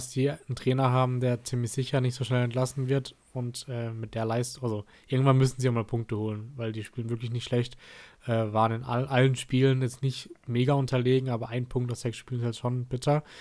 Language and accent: German; Freiburg, Baden-Württemberg, Germany; aber ja, als, als Freiburger mag man trotzdem Stuttgart ist nicht sonderlich, ehrlich gesagt.